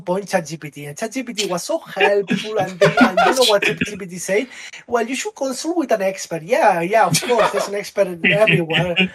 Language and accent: English; Catalonia, Spain; first language Catalan; English is a second language; Catalan, which is a language in Spain. It's also my mother language.